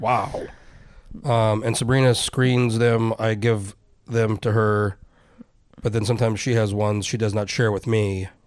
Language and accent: English; New Mexico, United States; now in Alaska, United States; I'm from New Mexico